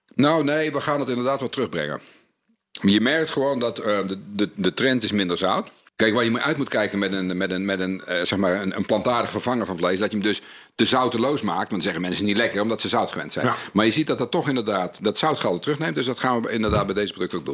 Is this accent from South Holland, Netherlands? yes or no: no; North Brabant, Netherlands; ik kom uit Brabant